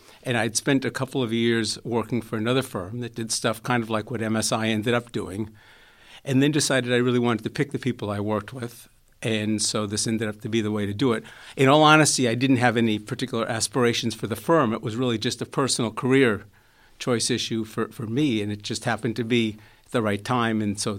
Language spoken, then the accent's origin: English; Springfield, Massachusetts, United States; I grew up in Springfield, Massachusetts.